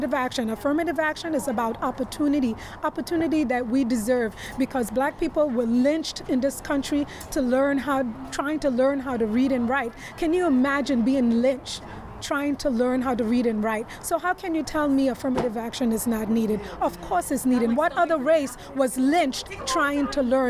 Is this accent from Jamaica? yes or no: no; Trinidad & Tobago; now in New York, United States; I'm from Trinidad.